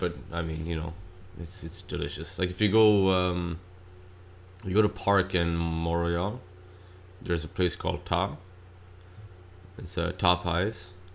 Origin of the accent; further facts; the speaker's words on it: Australia; moved away; also born or lived in Pakistan; growing up in Australia